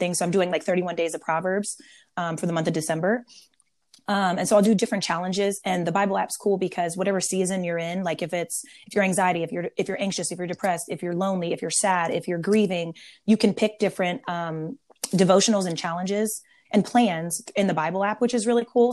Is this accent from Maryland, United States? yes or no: yes; Maryland, United States; now in San Diego, United States; I'm born and raised in Maryland, um, East Coast turned West Coast. I live in Southern California now in San Diego